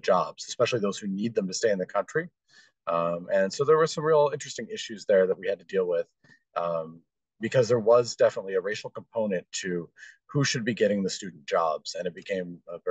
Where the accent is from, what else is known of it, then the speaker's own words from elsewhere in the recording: Dayton, Ohio, United States; I was born in Dayton, Ohio, lived there for quite a long time.